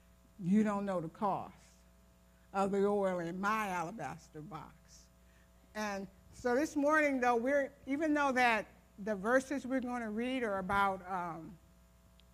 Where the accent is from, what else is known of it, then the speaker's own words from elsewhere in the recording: Ohio, United States; I grew up in Ohio.